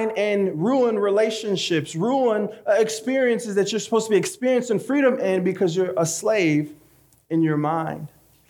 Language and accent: English; Michigan, United States; also born or lived in Haiti; I was born in Haiti. In fact, I came to the States very young. We moved from Haiti to Michigan.